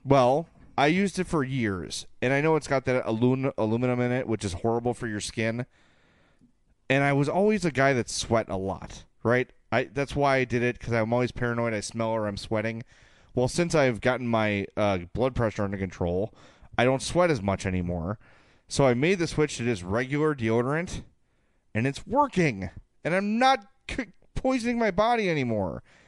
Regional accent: Oak Lawn, Illinois, United States; South Pulaski in Oaklawn, my hometown

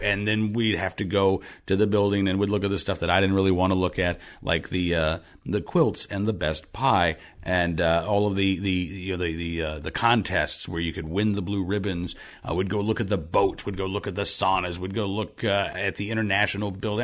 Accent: Oklahoma, United States; I grew up in Oklahoma

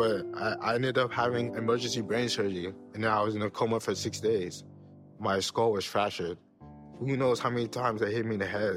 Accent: Houston, Texas, United States; moved away as an adult; also born or lived in Nigeria; I was born and raised in Houston, Texas. That's where I grew up playing tennis

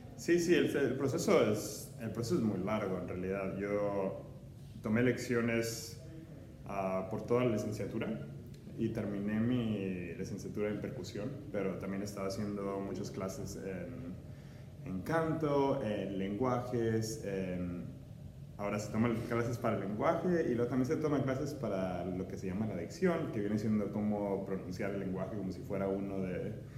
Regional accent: Ciudad Juárez, Chihuahua, Mexico; moved away; also born or lived in El Paso, Texas / Cincinnati; nací en El Paso, Texas y me crié en Juárez, México

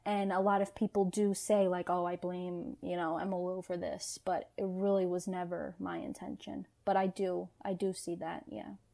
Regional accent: New York City, New York, United States; I was born and raised in New York, so this this slang and vernacular that I was using, I grew up around.

